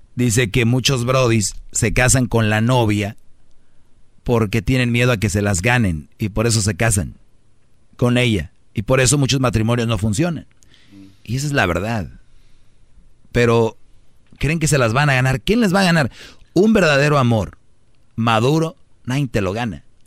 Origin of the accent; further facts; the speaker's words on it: northern Mexico, Mexico; así hablo yo fuerte. Soy de, del norte